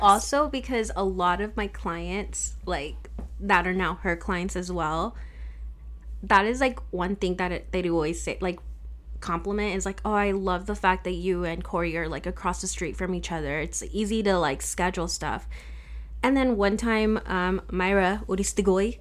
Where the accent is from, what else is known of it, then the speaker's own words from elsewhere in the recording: Riverside, California, United States; I grew up here in Riverside, California, and I've stayed around here.